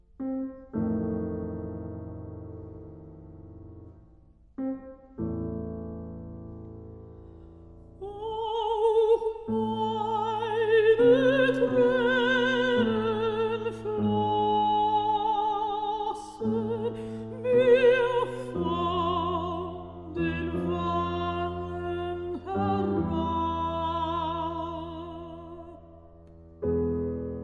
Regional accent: Milwaukee, Wisconsin, United States; my hometown of Milwaukee

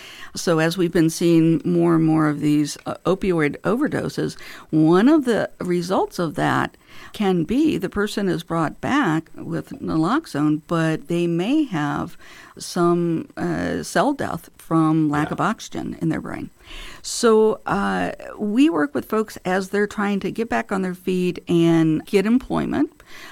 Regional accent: Illinois, United States; also born or lived in St. Louis / Michigan / California; So I was born in St. Louis, Missouri. But growing up, we lived in a number of different states, actually. I lived in Michigan in my early childhood, Illinois for most of my childhood and early adulthood, a year out in California.

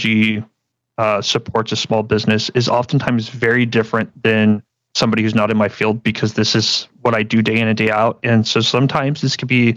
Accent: San Antonio, Texas, United States; I'm from San Antonio, Texas, born and raised here

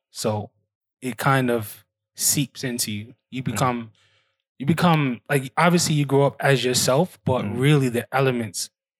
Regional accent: Bed-Stuy, New York, United States; to Bed-Stuy to my ends where I grew up, my area. That's a tough area. You know what I'm saying? So I grew up on Atlantic Avenue in Kingston. And it's right off Fulton Street, Herkimer, all that. And it's a tough neighborhood.

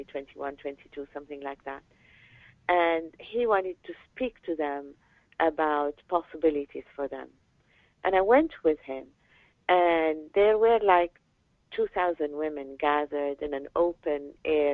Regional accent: Lebanon; moved away as an adult; also born or lived in Paris, France; now in United States; I'm originally from Lebanon. I was born in Lebanon, grew up there, studied at the American University of Beirut

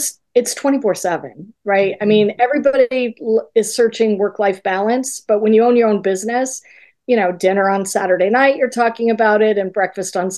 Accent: Colorado, United States; moved away as an adult; we moved back to Colorado, where we are both originally from

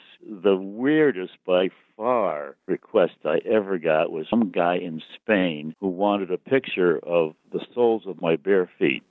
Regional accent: Connecticut, United States; my hometown of Wick, Connecticut

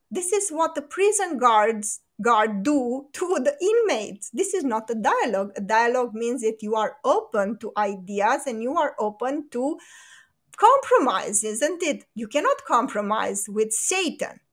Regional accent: Romania; in Romania, we live in a fantasy world where the American dream is still a thing here

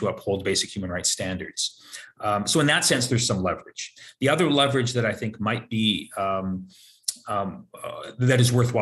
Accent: United States; we as American citizens

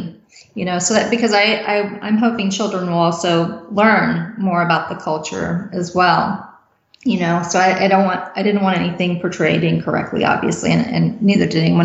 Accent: United States; I was born and raised in the United States

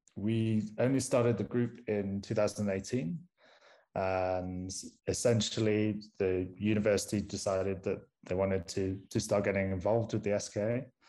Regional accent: Manchester, North West England, United Kingdom; accent: strong northern; moved away as an adult; also born or lived in Groningen; now in Pretoria, South Africa; am originally from Manchester, so you may need to put subtitles on this podcast because I have a, a strong northern accent

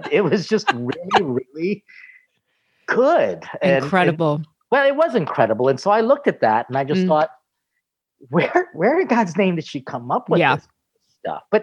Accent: Philippines; how food was really always present throughout because being Filipino meant that we had fiestas

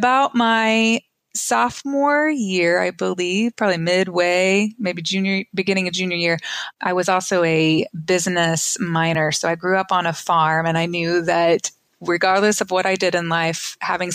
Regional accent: Oklahoma, United States; I grew up in Oklahoma, went to college at Oklahoma State.

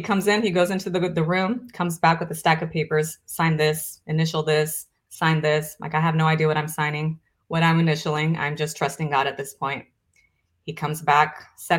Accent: Brazil; moved away; I'm originally from Brazil.

